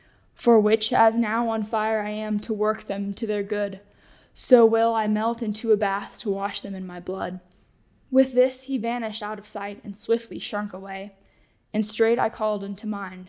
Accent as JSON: {"language": "English", "town": "Indianapolis", "region": "Indiana", "country": "United States", "said": "I am from Indianapolis, Indiana, and I'm a freshman here at Wyoming Catholic College."}